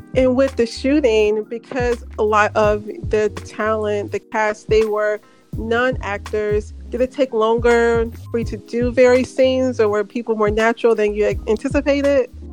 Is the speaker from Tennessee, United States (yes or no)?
yes; Memphis, Tennessee, United States; moved away; I'm from Memphis, and I remember when I was in high school, I never went. I mean, I go back home to visit my parents